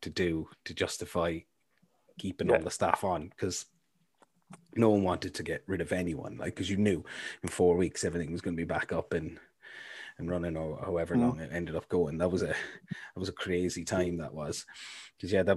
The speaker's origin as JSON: {"language": "English", "town": "Cork", "region": "Munster", "country": "Ireland", "moved": "yes", "lives_now": "Milford Sound, New Zealand", "said": "I'm from Cork"}